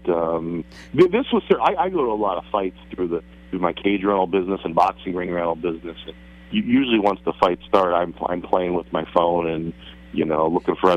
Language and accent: English; Hunlock Creek, Pennsylvania, United States; I grew up in Hunlock Creek